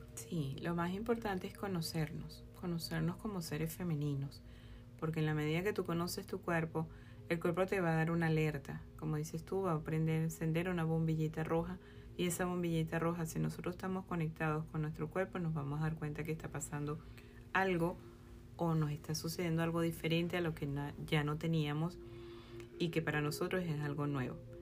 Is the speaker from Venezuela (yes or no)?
yes; Venezuela; soy médico venezolana